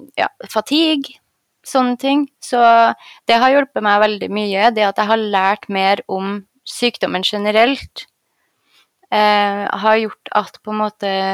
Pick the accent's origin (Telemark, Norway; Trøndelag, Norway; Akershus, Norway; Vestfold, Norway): Trøndelag, Norway; Trondheim; moved away as an adult; also born or lived in Oslo; Jeg var på St. Olav, for jeg er jo fra Trondheim